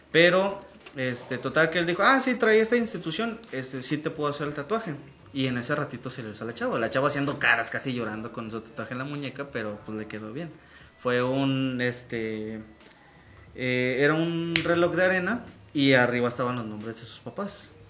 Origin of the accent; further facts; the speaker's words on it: Michoacán, Mexico; vengo, de, vengo de Michoacán